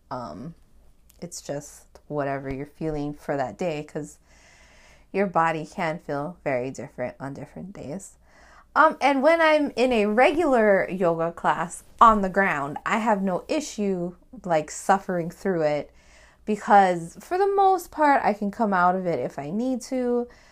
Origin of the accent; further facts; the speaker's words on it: Hawaii, United States; me being Hawaiian